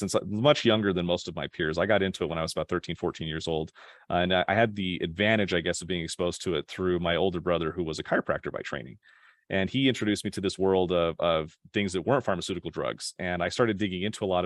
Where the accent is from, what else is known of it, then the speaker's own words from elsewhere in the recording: Draper, Utah, United States; also born or lived in Sandy, Utah; I grew up in Utah, in a little town called Draper